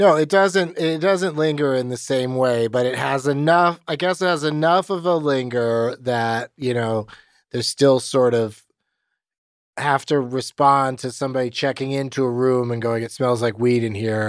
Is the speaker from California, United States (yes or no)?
yes; San Diego, California, United States; Growing up in San Diego, of all places